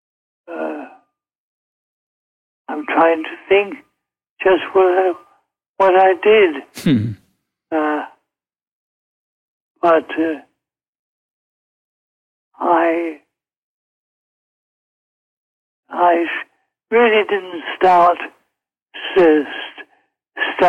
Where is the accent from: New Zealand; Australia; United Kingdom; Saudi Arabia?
United Kingdom; London; moved away as an adult; now in United States; I was born in London